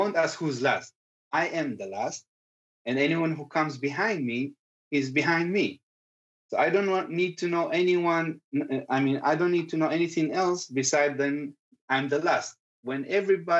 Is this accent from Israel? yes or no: yes; Kfar Kama, Northern District, Israel; first language Circassian; English is a second language